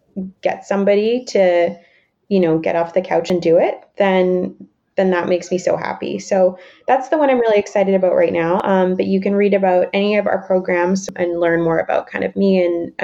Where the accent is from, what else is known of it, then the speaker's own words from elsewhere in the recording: Canada; I'm Canadian. I'm not American